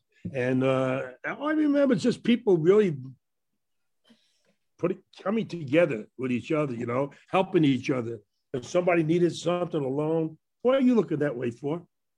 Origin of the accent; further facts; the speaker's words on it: New York City, New York, United States; growing up in Brooklyn. You know, it was just a lot of things, a lot of good times growing up there. You know, and a lot of good people. I lived in an Italian Irish neighborhood